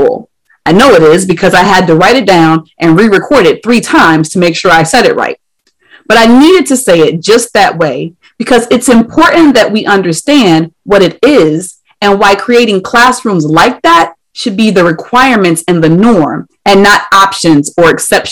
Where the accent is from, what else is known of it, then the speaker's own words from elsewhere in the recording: Ohio, United States; my home state of Ohio